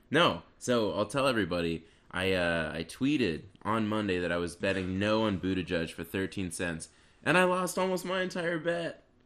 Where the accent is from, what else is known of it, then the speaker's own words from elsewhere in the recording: Canada; I'm Canadian